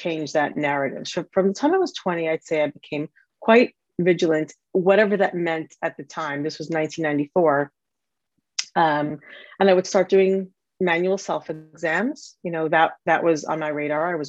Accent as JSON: {"language": "English", "country": "United States", "moved": "as an adult", "lives_now": "London, United Kingdom", "said": "I am an American married to an American guy, have four American kids, and we live in London in the UK"}